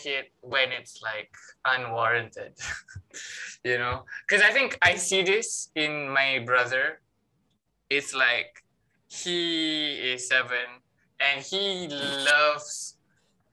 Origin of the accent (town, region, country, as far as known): Malaysia